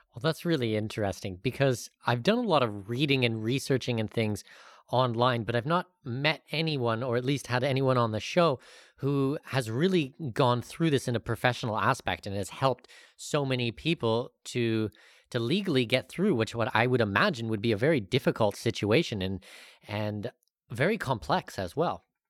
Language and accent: English; Canada; I'm Canadian